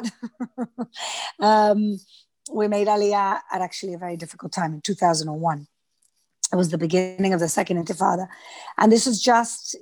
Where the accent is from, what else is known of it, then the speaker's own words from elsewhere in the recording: Gibraltar; moved away as an adult; also born or lived in London, United Kingdom; now in Israel; I'm a Gibraltarian. So I'm British. And I grew up in Gibraltar.